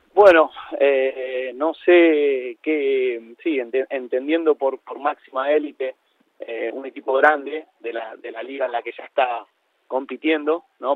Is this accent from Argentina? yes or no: yes; Argentina; moved away; soy un argentino en exilio que está en Argentina en estos momentos